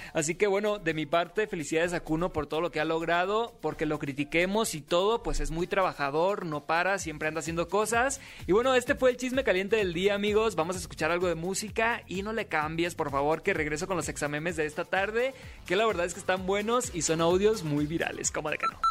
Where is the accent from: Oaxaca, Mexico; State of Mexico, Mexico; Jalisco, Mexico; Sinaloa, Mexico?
Sinaloa, Mexico; yo también soy de Sinaloa